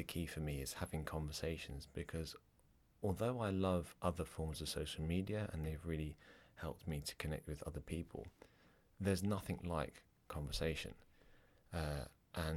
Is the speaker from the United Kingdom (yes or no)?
yes; England, United Kingdom; accent: English; moved away as an adult; now in Ireland; I have an English accent. I was born in England. My parents are Irish. And when I grew up, I was pretty naughty in school.